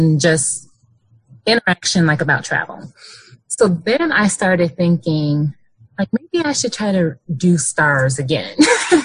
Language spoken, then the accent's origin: English; Bolingbrook, Illinois, United States; moved away as an adult; now in Grand Rapids, United States; I am from the Chicagoland area, a suburb called Bolingbrook.